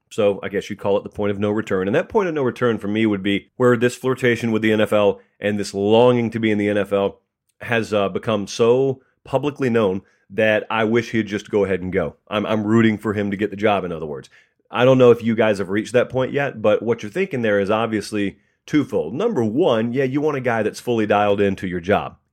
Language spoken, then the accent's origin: English; Georgia, United States; I grew up in Georgia